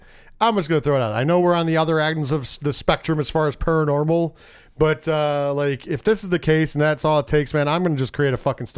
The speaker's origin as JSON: {"language": "English", "town": "Binghamton", "region": "New York", "country": "United States", "moved": "yes", "said": "I was from Binghamton."}